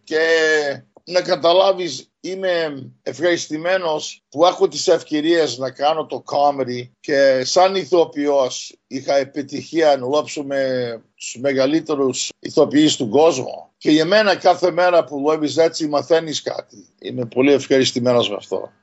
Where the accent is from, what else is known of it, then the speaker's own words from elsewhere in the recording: Montreal, Quebec, Canada; εγώ γεννήθηκα στο Μοντρεάλ, στον Καναδά